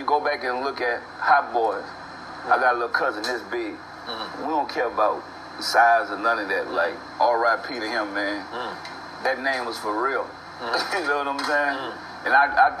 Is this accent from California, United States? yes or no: yes; California, United States; Man, I grew up in the Cali, your project.